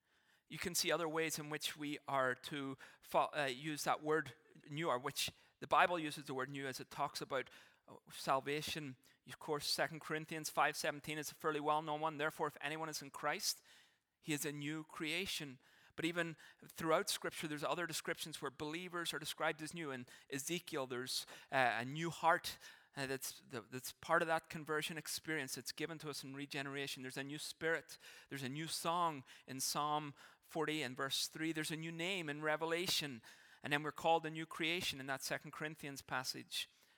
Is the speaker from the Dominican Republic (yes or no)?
no; Ireland; now in Canada; there will be things that I will never, in a sense, stop being Irish about. Some of the ways I think, it's just who I am. It'll never change. But there were things that I had to change, that I had to give up, in a sense, to be Canadian.